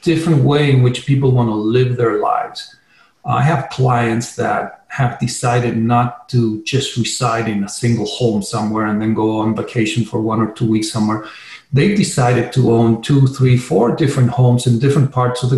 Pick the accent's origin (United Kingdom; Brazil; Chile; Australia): Chile; now in Sedona, United States; I'm originally from Chile, so that's, you know, I have obviously a Spanish background